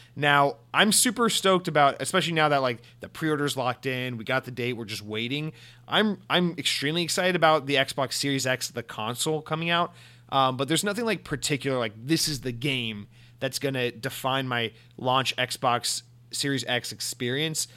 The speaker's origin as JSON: {"language": "English", "town": "Atlanta", "region": "Georgia", "country": "United States", "said": "I'm from Atlanta, Georgia, home of Coca-Cola"}